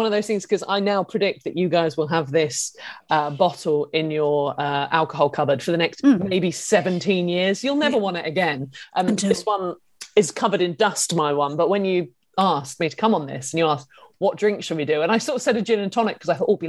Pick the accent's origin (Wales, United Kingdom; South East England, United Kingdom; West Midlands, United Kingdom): South East England, United Kingdom; Isle of Wight; I'm from the Isle of Wight